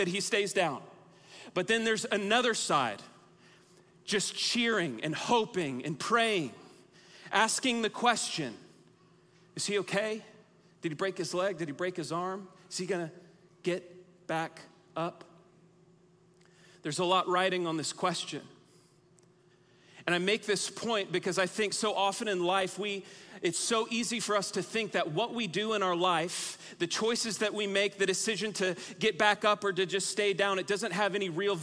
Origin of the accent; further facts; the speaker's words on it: Texas, United States; moved away as an adult; also born or lived in Oklahoma; I was born and raised in the great state of Texas